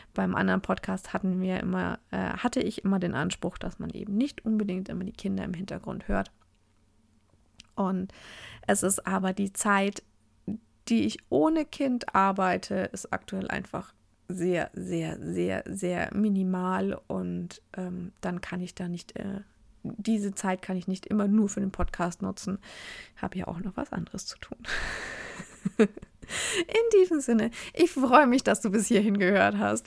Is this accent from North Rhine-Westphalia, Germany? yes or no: no; Oberasbach, Bavaria, Germany; also born or lived in Fürth; ich bin in Oberasbach aufgewachsen und in Fürth, also die meine, meinen einen Teil der Kindheit in Oberasbach verbracht, meinen hauptsächliches Teenager-Dasein in Fürth